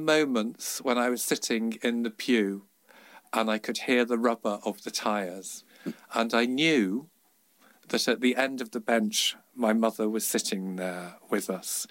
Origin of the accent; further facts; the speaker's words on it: Liverpool, North West England, United Kingdom; I grew up in Liverpool.